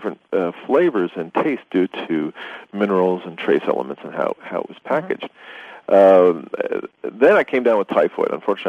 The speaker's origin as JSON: {"language": "English", "country": "Italy", "tie": "born or raised there", "said": "My parents were living overseas. I grew up in Italy. And traveling around Europe, as you know, everybody drinks bottled water."}